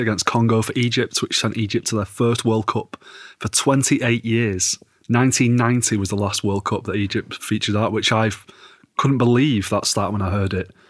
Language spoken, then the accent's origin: English; England, United Kingdom; as an Englishman